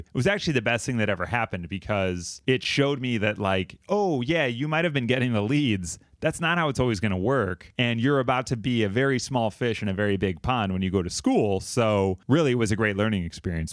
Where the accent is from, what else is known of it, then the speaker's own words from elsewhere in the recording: Mount Prospect, Illinois, United States; also born or lived in Chicago; I grew up in Mount Prospect, northwest suburbs here.